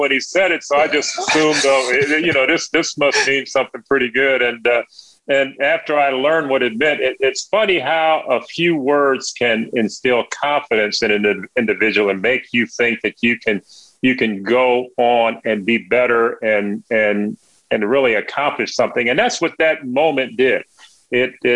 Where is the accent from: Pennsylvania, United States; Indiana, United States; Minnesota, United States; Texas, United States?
Indiana, United States; Gary; It was a a great place to grow up, a great place to maybe see the world as it should be. And also being in Indiana